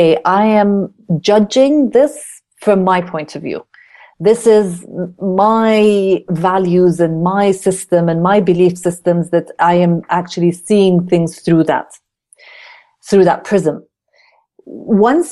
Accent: Kuwait; moved away; also born or lived in Jordan / United States / United Kingdom; I am a Jordanian. I was born in Jordan, but I then was raised in Kuwait

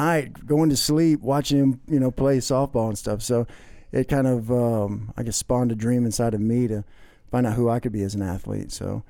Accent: Augusta, Georgia, United States; also born or lived in California / Illinois / Texas; I was born in California, went to Illinois, to Texas, ended up back in Georgia, or here in Georgia, by the time I was in the third grade. So was raised here in the Augusta area. I went to Greenbrier High School.

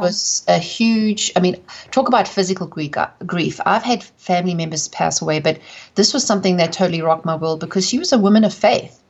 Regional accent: South Africa; accent: South African; moved away; also born or lived in England / United States; I'm from South Africa, hence the accent

